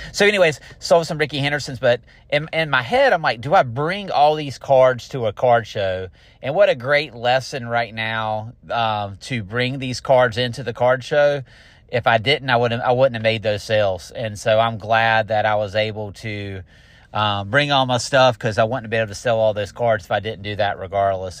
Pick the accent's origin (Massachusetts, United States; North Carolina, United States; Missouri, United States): North Carolina, United States; Garner; now in Fuquay-Varina, United States; I am from Garner